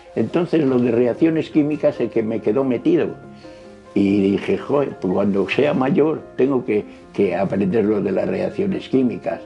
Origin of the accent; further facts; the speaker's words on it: Valladolid, Castile and León, Spain; also born or lived in Avilés, Asturias; Nací en Avilés, un 17 de julio de 1926, pero con tres años de edad, por el traslado de mis padres a Valladolid, vine a vivir con ellos